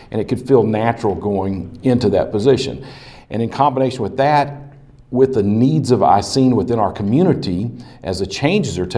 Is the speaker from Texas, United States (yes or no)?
yes; Slaton, Texas, United States; I was born and raised in Slayton, Texas